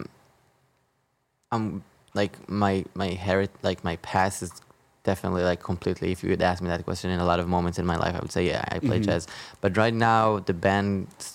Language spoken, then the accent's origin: English; Israel; I'm from Israel